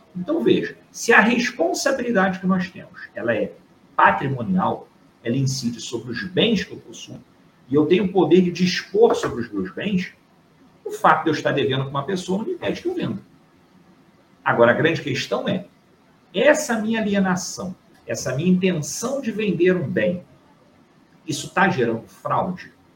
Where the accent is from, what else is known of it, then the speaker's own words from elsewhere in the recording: Rio de Janeiro, Brazil; estou aqui do Rio de Janeiro, sou carioca